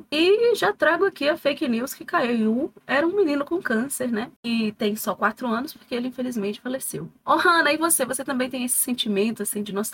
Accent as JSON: {"language": "Portuguese", "region": "Minas Gerais", "country": "Brazil", "said": "nós somos de Minas Gerais"}